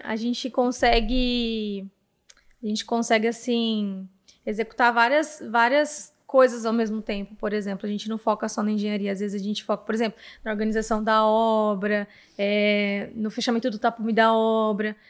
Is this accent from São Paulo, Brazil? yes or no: yes; Presidente Prudente, São Paulo, Brazil; a partir dos 11 anos, eu morei aqui